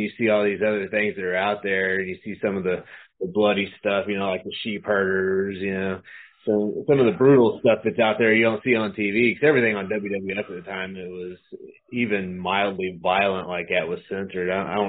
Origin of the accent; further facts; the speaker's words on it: Hollywood, California, United States; born there; I'm from I was actually born in California, so I'm built in California, okay. But I was actually born in California, so it's really not a stretch.